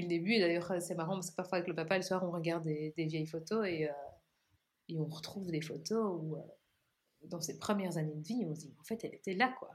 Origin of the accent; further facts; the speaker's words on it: Belgium; chez nous, en Belgique